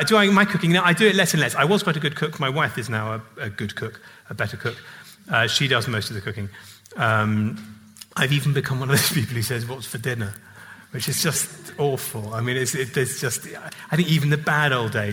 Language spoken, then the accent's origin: English; England, United Kingdom; as an English person